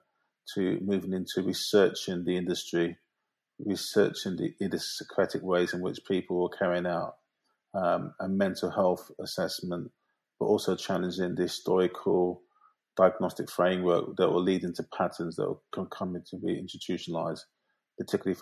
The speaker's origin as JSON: {"language": "English", "region": "London", "country": "United Kingdom", "tie": "born or raised there", "said": "I grew up in South London, Peckham, which is a hugely complex, multiracial, diverse area"}